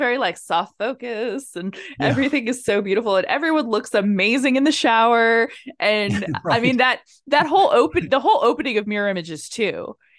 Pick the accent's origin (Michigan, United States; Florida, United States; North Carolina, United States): Florida, United States; Tampa; Like the neighborhood that I grew up in South Tampa is very affluent